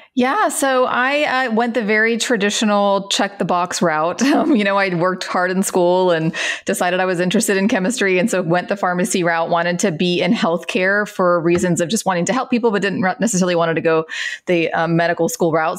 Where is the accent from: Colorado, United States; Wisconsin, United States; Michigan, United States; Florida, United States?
Florida, United States; Central; I grew up in Florida, Central Florida, um, Mickey Mouse Land.